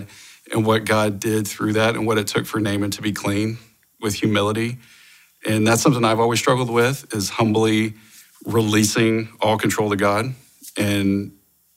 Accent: Oklahoma, United States; I grew up in Oklahoma

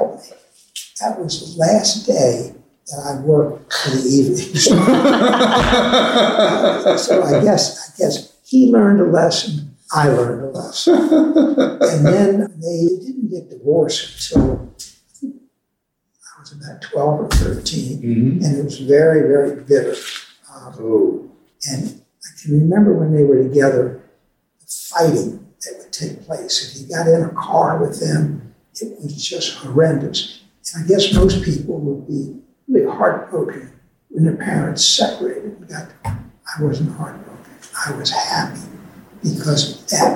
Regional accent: Herndon, Virginia, United States; also born or lived in Leesburg, Virginia / Washington, D.C.; I was born in Leesburg, Virginia, 1939. My father had a store in Leesburg and lived in Leesburg probably till I was about two. Family moved to Washington and then moved back to Herndon, where my mother owned a store

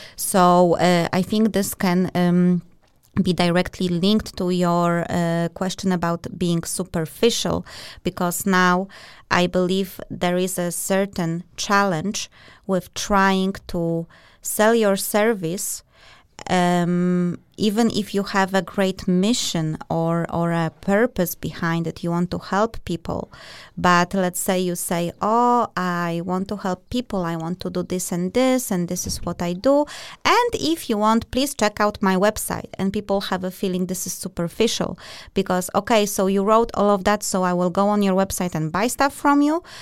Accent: Poland; now in Denmark; We are both from Poland and, uh, and Denmark

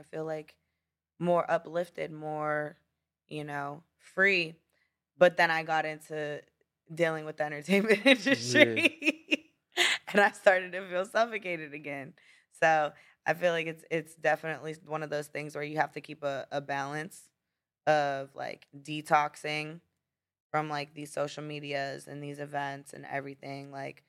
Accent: Florida, United States; Well, you know, especially, well, maybe because I did grow up in Florida and I'm used to, like, islands and tropical things.

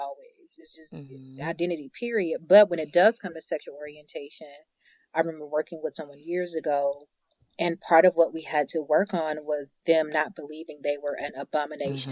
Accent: the South, United States; born and raised in the South, born and raised in the church

